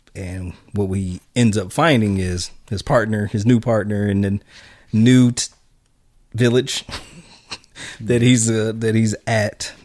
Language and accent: English; United States; as an American